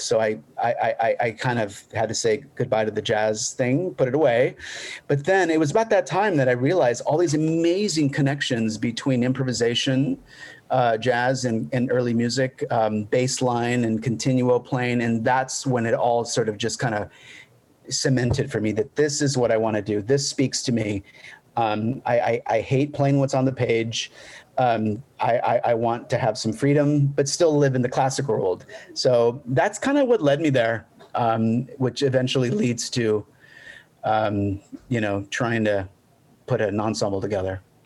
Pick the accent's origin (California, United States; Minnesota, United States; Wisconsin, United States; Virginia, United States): California, United States; Los Angeles; moved away as an adult; now in San Diego, United States; I'm originally from Los Angeles okay. uh, area.